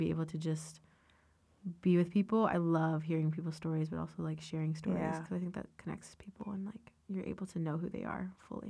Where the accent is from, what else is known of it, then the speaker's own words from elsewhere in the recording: Ashburn, Virginia, United States; I am from Northern Virginia, and I love growing up there. Yeah, I lived about 15 minutes from Dulles. I grew up in Ashburn area.